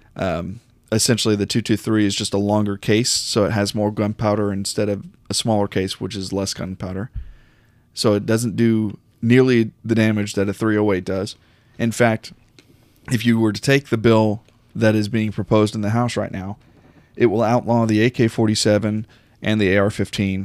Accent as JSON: {"language": "English", "country": "United States", "said": "as an American"}